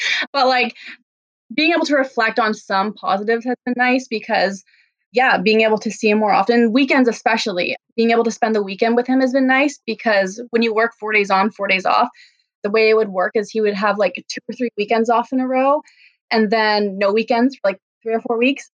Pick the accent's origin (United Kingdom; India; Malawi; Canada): Canada; East Coast; born or raised there; moved away as an adult; now in Vancouver, Canada